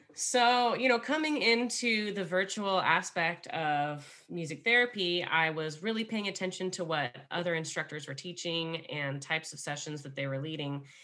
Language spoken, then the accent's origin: English; Los Angeles, California, United States; also born or lived in Highland Park / Altadena; I am from Los Angeles, born and raised